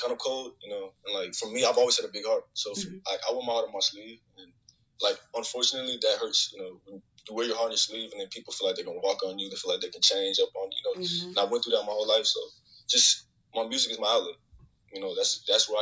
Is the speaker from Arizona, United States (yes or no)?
yes; Phoenix, Arizona, United States; I'm 18, and I'm from Phoenix, Arizona